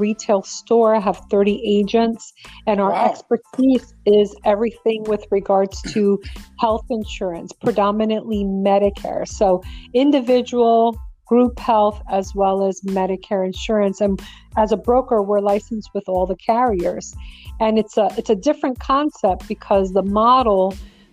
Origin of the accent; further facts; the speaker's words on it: New York City, New York, United States; moved away; I'm originally from New York. I grew up in Brooklyn.